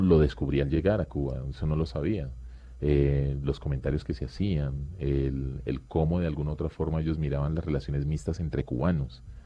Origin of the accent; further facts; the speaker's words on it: Quibdó, Chocó, Colombia; moved away; crecimos en Chocó y ahora viven en Pereira.